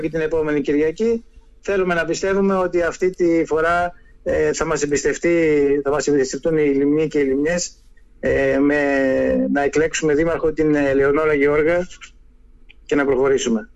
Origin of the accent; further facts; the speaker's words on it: Lemnos, North Aegean, Greece; τον τόπο μου, το χωριό μου, το νησί μου